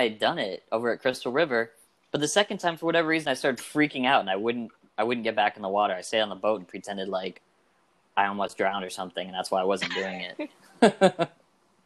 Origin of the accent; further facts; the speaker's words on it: Michigan, United States; also born or lived in Tampa, Florida; now in St. Petersburg, United States; I'm from Michigan, but I moved here to Tampa about 9 years ago, lived there for 8, moved to St. Pete a year ago